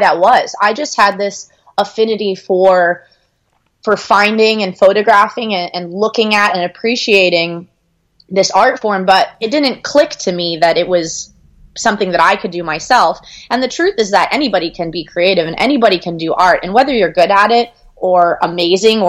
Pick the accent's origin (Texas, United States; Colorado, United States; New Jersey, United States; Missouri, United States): Texas, United States; Austin; we grew up in Austin, which is an awesome city to grow up